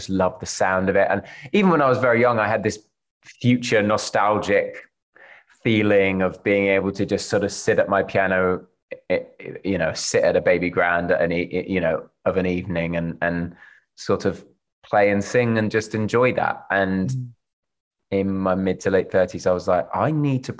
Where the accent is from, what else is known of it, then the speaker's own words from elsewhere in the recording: London, United Kingdom; also born or lived in Cambridge, England; I was born in Cambridge in England and grew up in South London